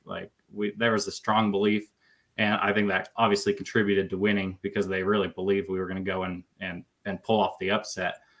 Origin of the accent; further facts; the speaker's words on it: Gooding, Idaho, United States; now in Fairfield, United States; I grew up in Gooding. That's where I graduated from and lived till I went to college